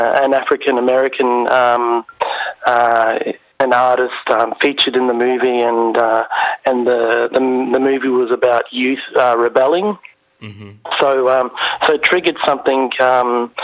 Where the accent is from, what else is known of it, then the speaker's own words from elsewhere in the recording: Ayr, Queensland, Australia; also born or lived in Cairns; I grew up in Ayr